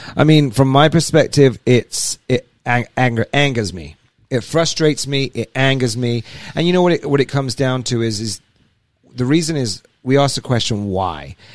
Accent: England, United Kingdom; moved away as an adult; also born or lived in Alabama; I'm from England originally. Moved over here uh, seven years ago

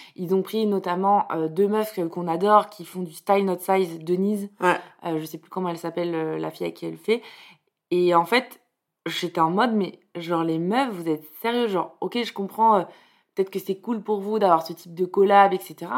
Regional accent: Bordeaux, Nouvelle-Aquitaine, France; j'ai grandi à Bordeaux

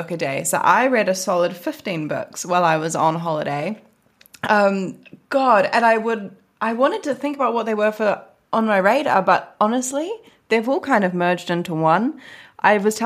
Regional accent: New Zealand; moved away as an adult; now in London, United Kingdom; it has been one whole year since I moved away from New Zealand.

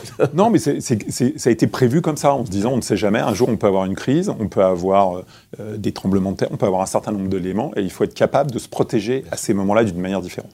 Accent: Créteil, Île-de-France, France; j'ai grandi à Créteil

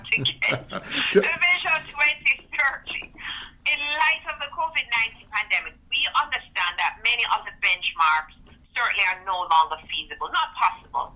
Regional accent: Spanish Town, Saint Catherine, Jamaica; also born or lived in Eldersley, St. Elizabeth; now in Montego Bay, Jamaica; I grew up in Islam City, Spanish Town.

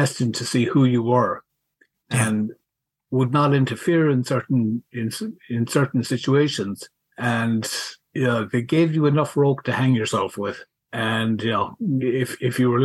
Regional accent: Mayo, Connacht, Ireland; moved away as an adult; also born or lived in Swinford / Ballina; now in Chicago, United States; I'm from Mayo

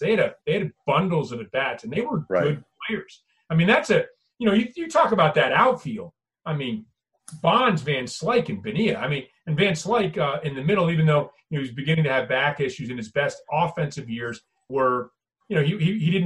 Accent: New York, United States; now in Pittsburgh, United States; I grew up in New York as a Mets fan.

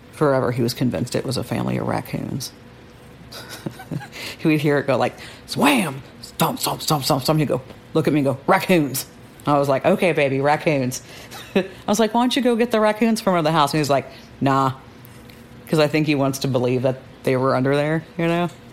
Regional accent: Austin, Texas, United States; moved away as an adult; now in New Braunfels, United States; I'm from Austin, Texas

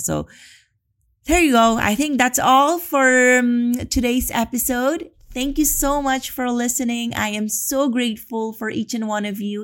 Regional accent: Philippines; moved away as an adult; now in Spain; I'm from the Philippines

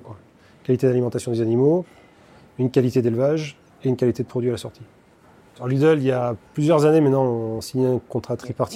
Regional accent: France; de chez nous, en France

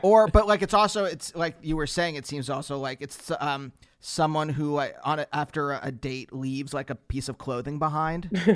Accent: Pennsylvania, United States; I'm from Pennsylvania

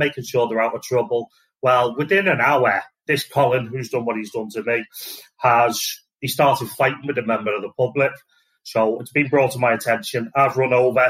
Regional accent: Liverpool, North West England, United Kingdom; also born or lived in Wales / Southport; I'm originally from Liverpool.

